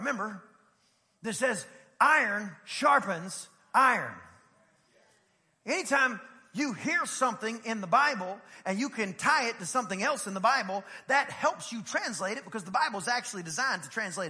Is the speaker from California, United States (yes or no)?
no; East Texas, United States; I grew up in East Texas.